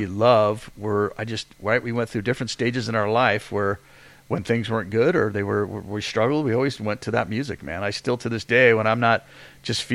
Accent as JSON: {"language": "English", "region": "England", "country": "United Kingdom", "tie": "born or raised there", "moved": "yes", "said": "I got the English flag because I was born there"}